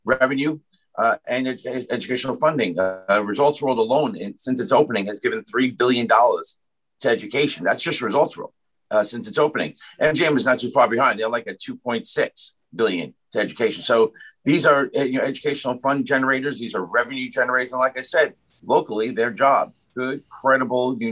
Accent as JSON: {"language": "English", "town": "New York City", "region": "New York", "country": "United States", "tie": "born or raised there", "said": "I did grow up in the shadows of Aqueduct. Aqueduct is in Ozone Park, my hometown"}